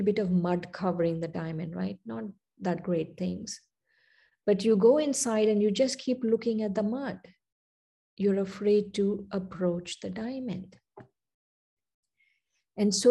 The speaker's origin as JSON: {"language": "English", "country": "India", "tie": "born or raised there", "moved": "yes", "said": "I was born and raised in India, then I came here."}